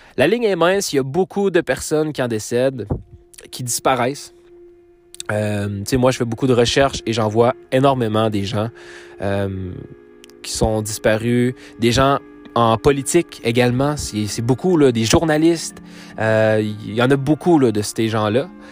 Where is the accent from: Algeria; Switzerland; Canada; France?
Canada; Quebec; je viens du Québec, je viens du Canada